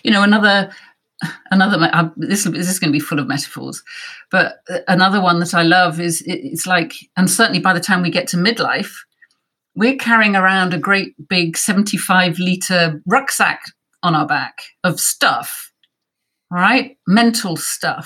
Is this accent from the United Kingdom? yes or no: yes; Wales, United Kingdom; I'm from Wales and it was on our curriculum